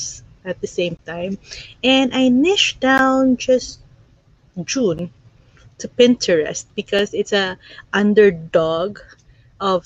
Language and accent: English; Philippines; moved away as an adult; now in Ontario, Canada; I'm originally from the Philippines. I'm an immigrant here in Canada. I'm here in Ontario right now.